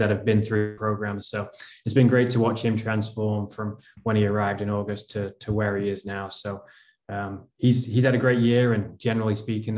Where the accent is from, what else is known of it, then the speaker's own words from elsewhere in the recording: Lytham St Annes, North West England, United Kingdom; moved away as an adult; also born or lived in Illinois; now in United States; I originally from Lytham St. Anne's in England, which is Northwest England.